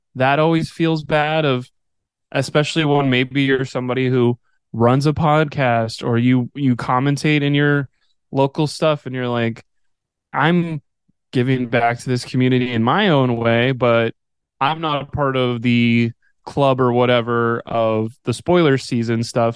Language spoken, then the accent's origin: English; Odessa, Texas, United States; growing up in West Texas